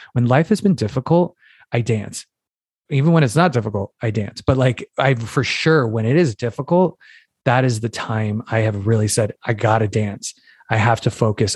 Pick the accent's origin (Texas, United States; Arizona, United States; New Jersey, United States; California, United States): Arizona, United States; Phoenix; moved away; also born or lived in New York City; I'm from Phoenix, Arizona originally